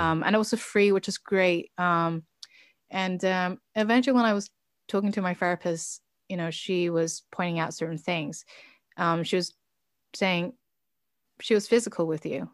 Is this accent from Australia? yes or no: no; United Kingdom; now in Oslo, Norway; I am British